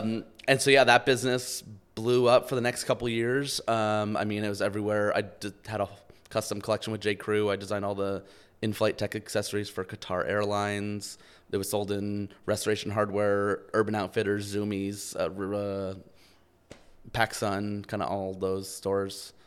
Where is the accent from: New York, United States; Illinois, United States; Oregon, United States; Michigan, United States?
New York, United States; outside New York City, United States; I grew up outside New York City